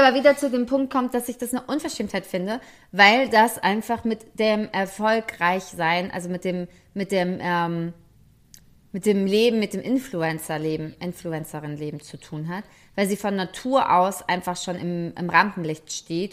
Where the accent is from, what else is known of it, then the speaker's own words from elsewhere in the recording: Frankfurt, Hesse, Germany; für mich als Frankfurterin